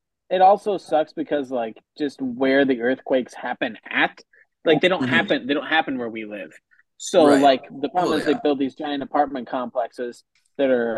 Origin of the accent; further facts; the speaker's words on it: Oregon, United States; I'm from Oregon, so like I've already had where it's gorgeous, it's got all four, biomes